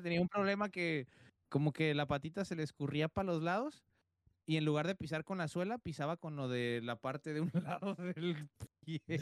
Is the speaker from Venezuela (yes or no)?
no; Tijuana, Baja California, Mexico